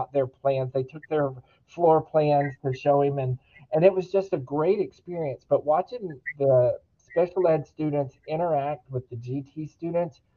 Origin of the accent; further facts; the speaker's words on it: Daingerfield, Texas, United States; I grew up in Dangerfield, Texas, a small 3A school district at the time